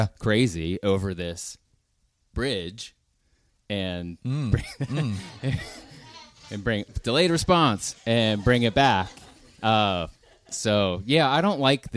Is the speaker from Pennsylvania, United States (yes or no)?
yes; Belle Vernon, Pennsylvania, United States; moved away as an adult; also born or lived in Nashville, Tennessee; I grew up outside of Pittsburgh in a town called Bell Vernon.